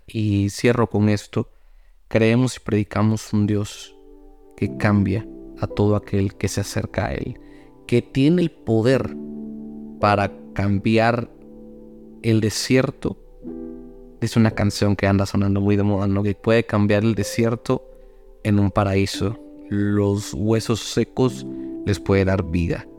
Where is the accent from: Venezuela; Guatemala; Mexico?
Guatemala; yo soy de Guatemala, un país que es cafetalero